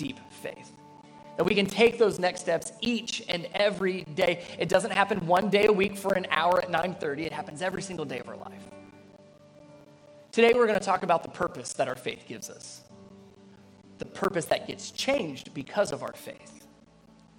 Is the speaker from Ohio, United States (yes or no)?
yes; Cincinnati, Ohio, United States; I grew up in Cincinnati, Ohio area